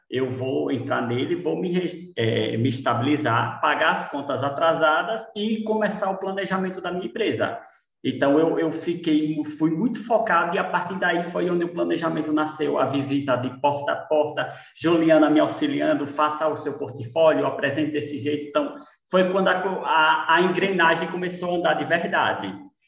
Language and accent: Portuguese; Lagarto, Sergipe, Brazil; moved away as an adult; now in Aracaju, Brazil; Eu sou do, do, de Lagarto, do interior de Lagarto, eu sou filho de agricultores